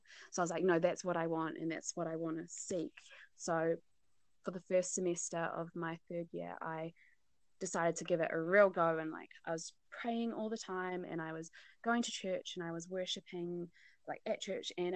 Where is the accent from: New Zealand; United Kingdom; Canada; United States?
New Zealand; North Island; also born or lived in South Island, New Zealand; I'm from the North Island